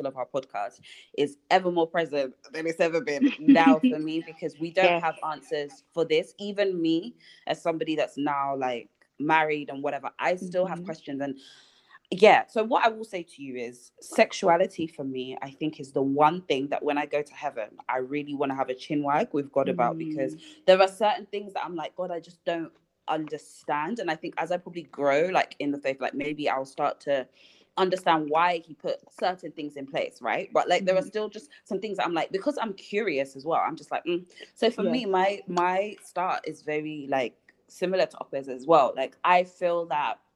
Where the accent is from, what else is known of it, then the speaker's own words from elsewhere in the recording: Nigeria; being Nigerian